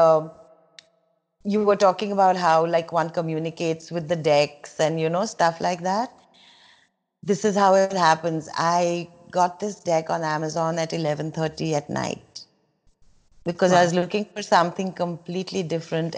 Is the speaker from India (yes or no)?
yes; India; I relate to as an Indian